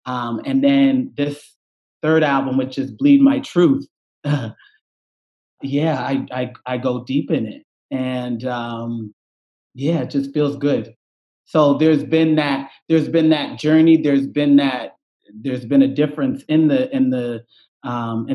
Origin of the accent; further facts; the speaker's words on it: Cherry Brook, Nova Scotia, Canada; now in Toronto, Canada; I grew up, I'm from a small community called Cherry Brook